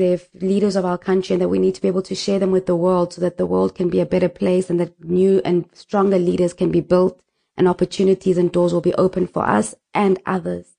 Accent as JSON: {"language": "English", "town": "Nelspruit", "region": "Mpumalanga", "country": "South Africa", "tie": "born or raised there", "said": "I was born in Mpumalanga, um, in a, the capital city called Nelspruit"}